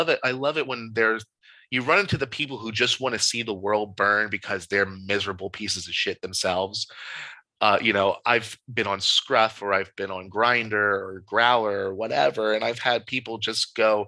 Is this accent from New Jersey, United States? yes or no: yes; New Jersey, United States; moved away; I'm originally from South Jersey as well